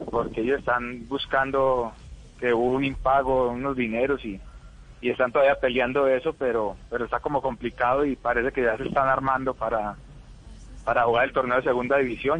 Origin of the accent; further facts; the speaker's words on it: Colombia; quiero mucho a mi tierra